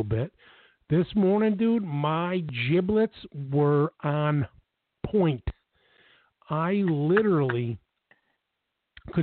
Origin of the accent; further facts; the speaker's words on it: Buffalo, New York, United States; I'm born and raised in Buffalo, New York